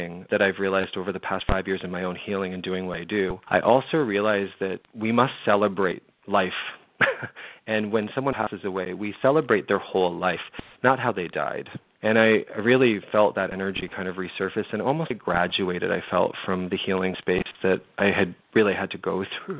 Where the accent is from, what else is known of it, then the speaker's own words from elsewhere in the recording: London, Ontario, Canada; moved away; my hometown of London, Ontario